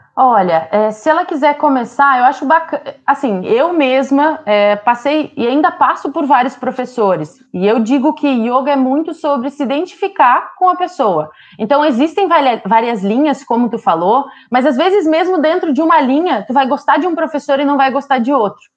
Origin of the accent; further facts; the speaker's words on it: Santo Cristo, Rio Grande do Sul, Brazil; moved away; also born or lived in Sri Lanka; Eu sou de Santo Cristo, esse lugar que ele comentou do tempo